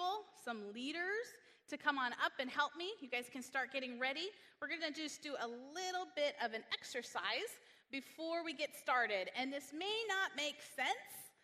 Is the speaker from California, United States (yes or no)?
yes; Northern California, United States; moved away; also born or lived in Hawaii; I was born in Northern California